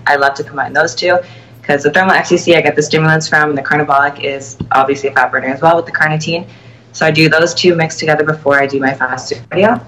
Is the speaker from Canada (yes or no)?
yes; Toronto, Ontario, Canada; I will be at the Toronto Pro Show as well, my hometown